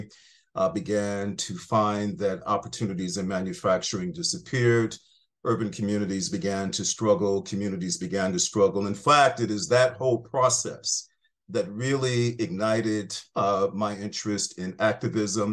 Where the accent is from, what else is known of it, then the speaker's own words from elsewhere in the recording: Buffalo, New York, United States; I am fundamentally a working class kid from upstate New York. I grew up in Buffalo, New York